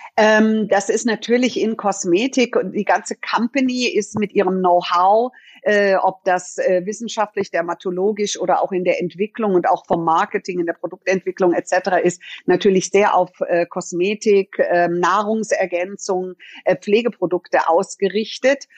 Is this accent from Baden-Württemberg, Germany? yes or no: no; Munich, Bavaria, Germany; Ich bin in München geboren und bin hier aufgewachsen